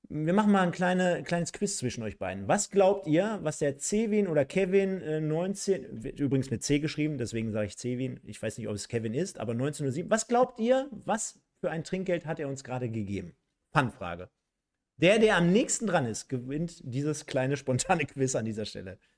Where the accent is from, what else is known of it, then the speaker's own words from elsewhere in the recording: East Germany, Germany; ich als Ossi